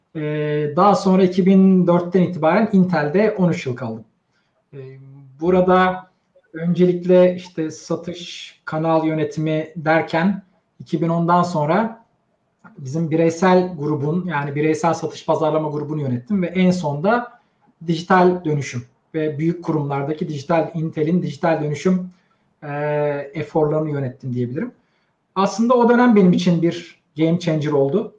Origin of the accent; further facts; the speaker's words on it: Istanbul, Turkey; 75 İstanbul doğumluyum.